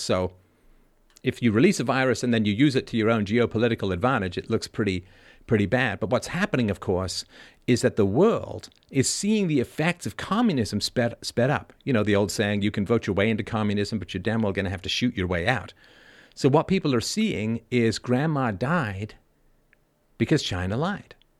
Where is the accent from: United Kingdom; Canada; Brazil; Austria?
United Kingdom; England; also born or lived in Ireland; I was born in Ireland. I grew up in England